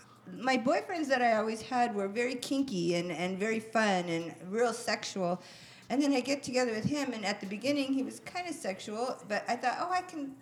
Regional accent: Alhambra, California, United States; also born or lived in Texas; now in Rialto, United States; Actually, I was born in Texas, but I was only there like 2 months. So then I came to L.A. I grew up in Alhambra, and now I'm in Rialto.

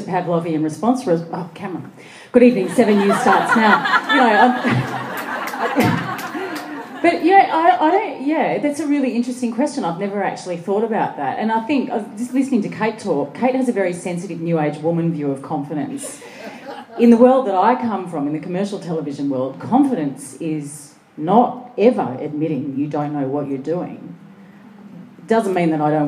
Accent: Sydney, New South Wales, Australia; I grew up in Western Sydney

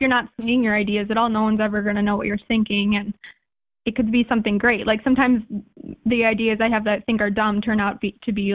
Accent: Madison, United States; also born or lived in Oregon / Indiana

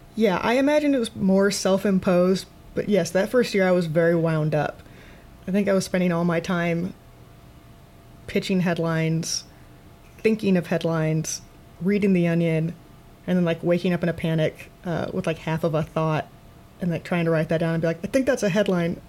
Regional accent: Waterloo, Iowa, United States; moved away as an adult; also born or lived in Chicago; I'm originally from Iowa. I'm from uh, Waterloo, Iowa, and I went to Iowa State University. And then after I graduated, I moved to Chicago to do comedy

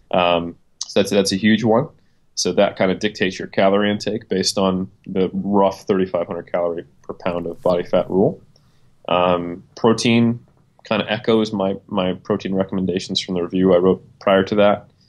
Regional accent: United States; moved away as an adult; also born or lived in New Zealand; now in Auckland, New Zealand; I'm American. Uh, I've been here for a little over four years now

